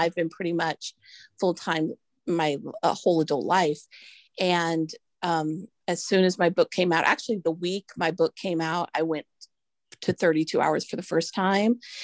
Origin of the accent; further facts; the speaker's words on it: Santa Rosa, California, United States; I live in Sonoma County in Santa Rosa